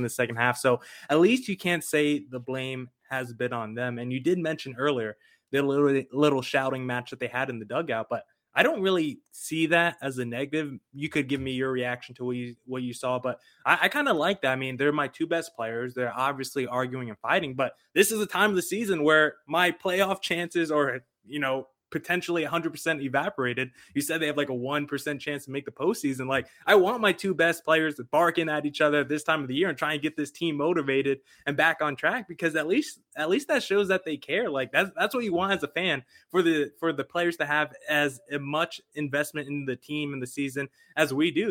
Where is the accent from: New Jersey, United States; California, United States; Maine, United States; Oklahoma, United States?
New Jersey, United States; moved away; Growing up in New Jersey